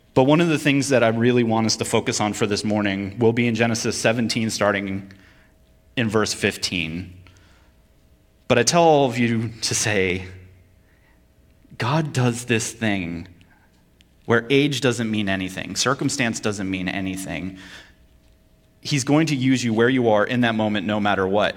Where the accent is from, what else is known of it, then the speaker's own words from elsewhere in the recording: Vermont, United States; moved away; also born or lived in Connecticut / Kentucky / Virginia / North Carolina; I'm from Vermont